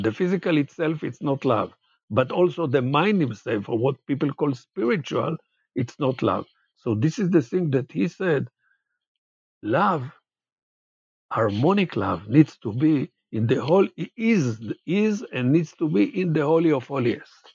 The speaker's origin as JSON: {"language": "English", "town": "Jerusalem", "region": "Jerusalem District", "country": "Israel", "tie": "born or raised there", "also_born_or_lived": "Haifa", "said": "I was born in Haifa and grew up in Jerusalem."}